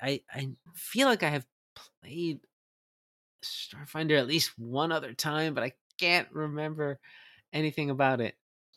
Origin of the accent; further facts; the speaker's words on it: New Jersey, United States; I'm from New Jersey.